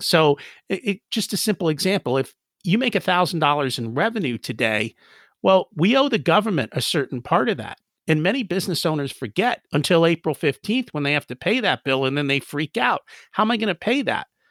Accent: United States; We grew up in America, and our parents were like, "Hey, you're, you're, you're in America, learn English."

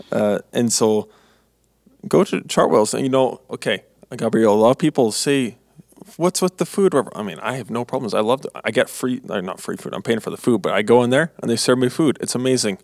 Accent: Manitoba, Canada; moved away as an adult; now in Three Hills, Canada; I'm from Manitoba, and I'm going to school in Alberta.

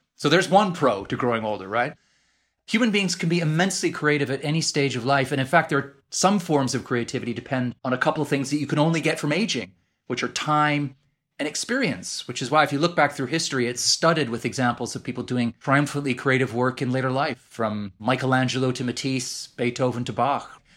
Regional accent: Edmonton, Alberta, Canada; accent: Canadian; moved away as an adult; now in London, United Kingdom; I sound just like I did growing up in Edmonton, Alberta.

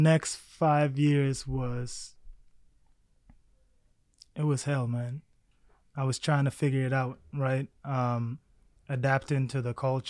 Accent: South Sudan; born there; also born or lived in Egypt / Baltimore, United States; I was born in South Sudan now. Back then it was Sudan. Lived in Egypt for about maybe 3 years. Then from Egypt, my family relocated to Baltimore, Maryland, of all places.

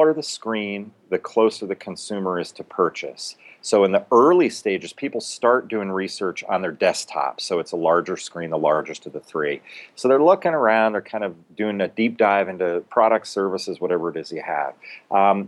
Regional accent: London, United Kingdom; now in United States; I was born in London

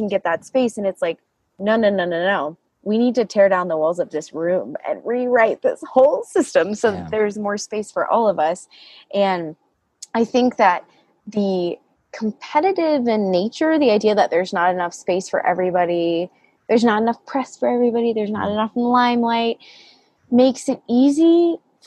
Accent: the South, United States; I grew up in the South

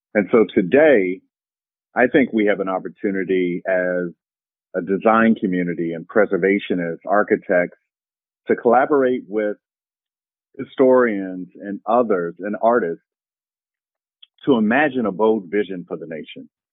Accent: Kentucky, United States; I was studying Rosenwald schools in my home state of Kentucky.

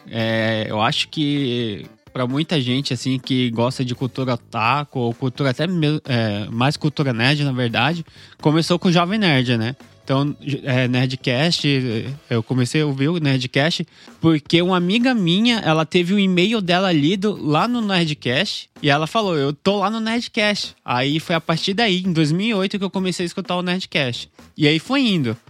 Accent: Brazil; aqui como brasileiro

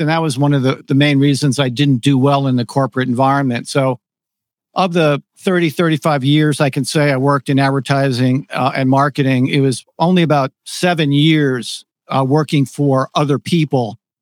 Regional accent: Connecticut, United States; moved away as an adult; also born or lived in New York City; I grew up in Connecticut, and I'm not really a city guy

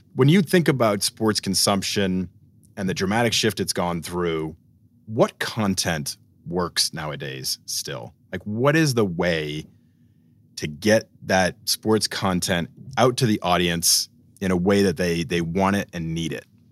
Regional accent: Boston, Massachusetts, United States; growing up in Boston

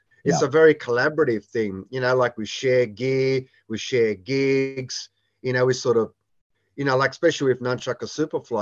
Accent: Australia; growing up in Australia

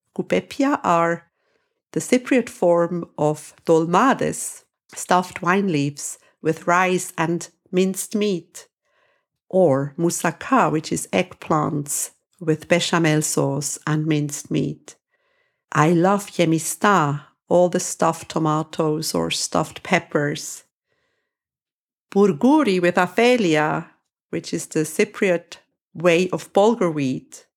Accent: Switzerland; now in Cyprus; I am from Switzerland.

